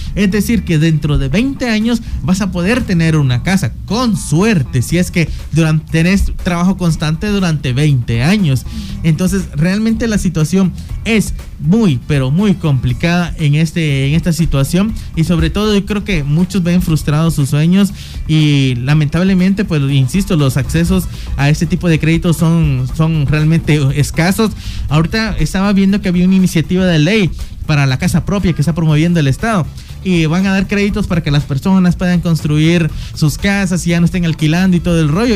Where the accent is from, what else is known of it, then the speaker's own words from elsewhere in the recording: Guatemala; nos ha tocado afrontar como guatemaltecos